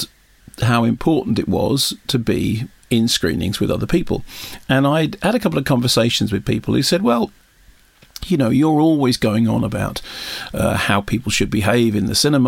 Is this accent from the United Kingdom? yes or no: yes; London, United Kingdom; I grew up in North London, in North Finchley